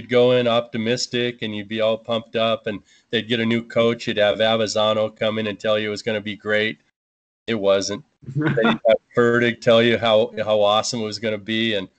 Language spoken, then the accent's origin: English; Corvallis, Oregon, United States; I grew up in Corvallis